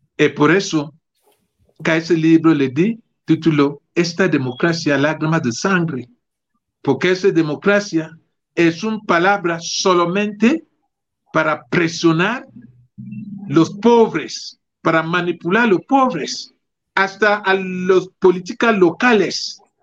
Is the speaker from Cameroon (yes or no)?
yes; Cameroon; mi país, Camerún